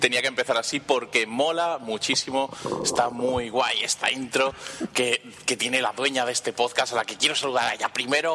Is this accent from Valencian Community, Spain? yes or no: no; Andalusia, Spain; yo soy un emisario andaluz